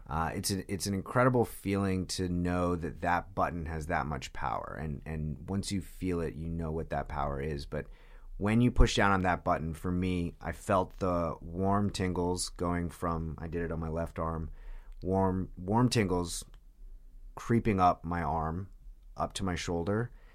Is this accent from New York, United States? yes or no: yes; Long Island, New York, United States; also born or lived in Manhattan, New York; I grew up on Long Island